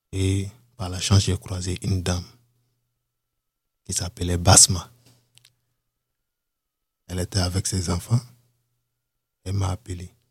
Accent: Cameroon; Donc, du coup, les Camerounais, on nous tous, comme on est des Noirs, je me suis approché.

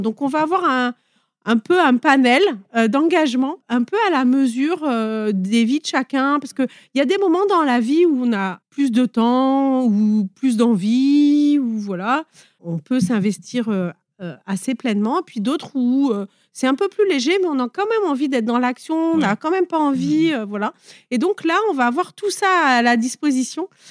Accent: Nice, Provence-Alpes-Côte d'Azur, France; also born or lived in near Grasse; je viens des Alpes-Maritimes. Au départ, j'étais euh, plutôt niçoise et maintenant, je suis plutôt euh, près de Grasse.

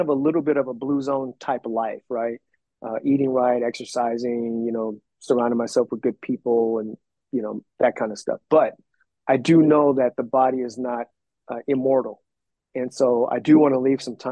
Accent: Compton, California, United States; also born or lived in Korea; I was adopted from an orphanage in another country. My parents lived in Compton when I got adopted, so that was like my hometown

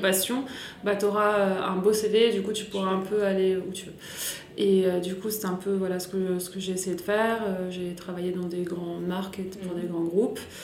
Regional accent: Grenoble, Auvergne-Rhône-Alpes, France; moved away as an adult; also born or lived in Manchester, England / Paris; je viens de Grenoble. Donc je suis née à Grenoble et j'y suis partie à l'âge de 19 ans

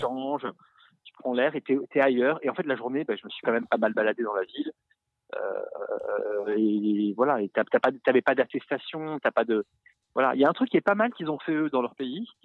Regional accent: France; moi, en tant que Français

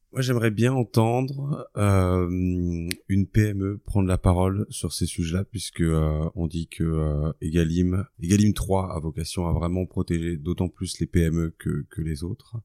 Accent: Champagne, Grand Est, France; moved away; ma région natale

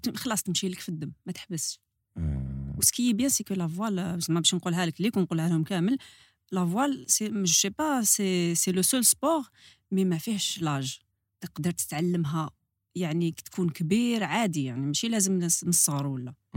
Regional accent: Algiers Province, Algeria; تربيت على البحر في الجي بلاج دونك حياتي كاع على بلاج

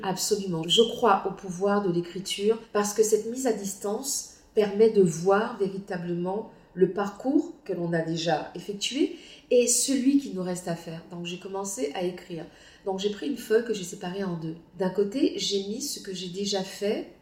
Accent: Guadeloupe; moved away; also born or lived in Martinique; je suis Guadeloupéenne. Je n'ai aucune honte à l'être. Je suis très heureuse d'être née en Guadeloupe.

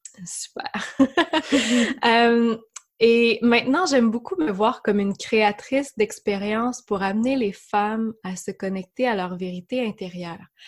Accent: Quebec, Canada; accent: Québécois; J'habite, euh, comme vous le devinerez par mon accent, amie française, au Québec, euh, dans une région qui s'appelle l'Estrie.

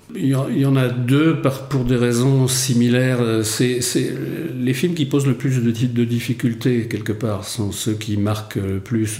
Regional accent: Rennes, Brittany, France; moved away as an adult; also born or lived in Paris / London; je suis breton en fait au départ, je viens de Rennes

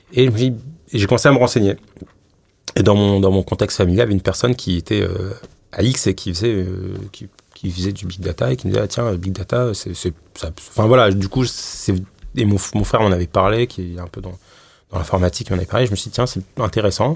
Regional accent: Paris, Île-de-France, France; je suis né à Paris

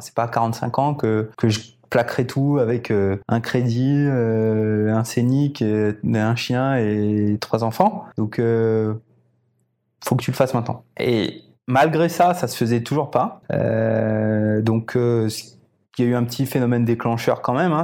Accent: Réunion; j'ai été élevé ici à La Réunion et j'ai tout fait jusqu'à ce que j'ai 20 ans

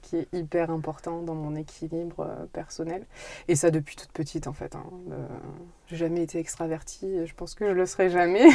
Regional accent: Brive-la-Gaillarde, Nouvelle-Aquitaine, France; je suis née en Corrèze, je suis née à Brive.

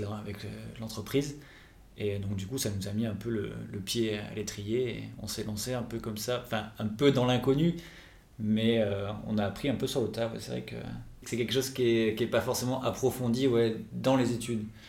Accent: Toulouse, Occitania, France; moved away as an adult; now in Nantes, France; je suis toulousain de base

